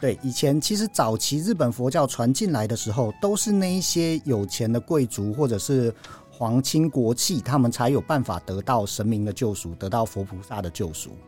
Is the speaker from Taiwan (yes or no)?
yes; Taiwan; 我们台湾人